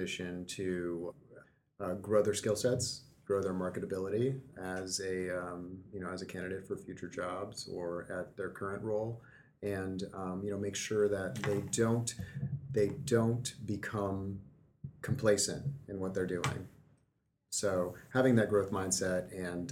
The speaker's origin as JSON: {"language": "English", "town": "Omaha", "region": "Nebraska", "country": "United States", "tie": "born or raised there", "said": "I grew up in Omaha"}